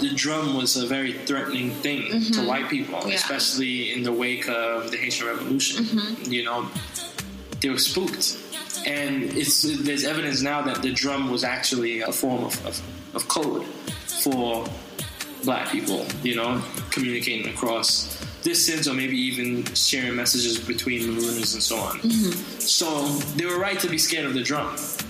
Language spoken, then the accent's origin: English; Venezuela; also born or lived in New York City, United States; exploring some of the things that are much closer to my identity as Trinidadian man. Raised in Venezuela and New York City.